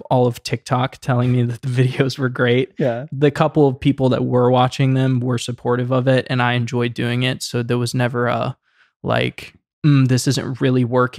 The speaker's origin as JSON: {"language": "English", "town": "Savannah", "region": "Georgia", "country": "United States", "tie": "born or raised there", "said": "So I decided to just take a bunch of footage on the drone of my hometown, Savannah, Georgia. That's where I grew up."}